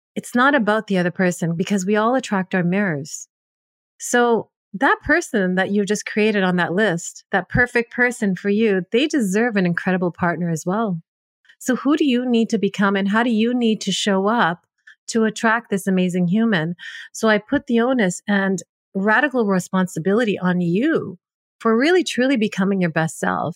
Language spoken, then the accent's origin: English; Canada; I'm a Punjabi, but born and raised in Canada